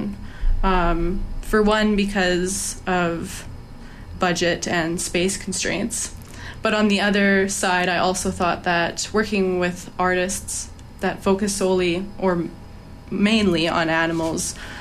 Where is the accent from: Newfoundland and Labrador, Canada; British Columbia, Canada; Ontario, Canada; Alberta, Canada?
Alberta, Canada; moved away as an adult; now in Vancouver, Canada; where I'm from Alberta, and I've been in Vancouver for about 3 years.